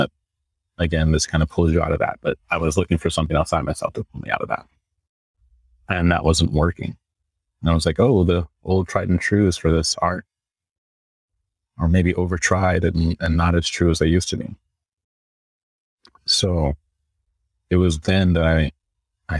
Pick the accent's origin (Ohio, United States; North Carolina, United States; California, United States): California, United States; Northern; moved away as an adult; also born or lived in New York City; I'm from NorCal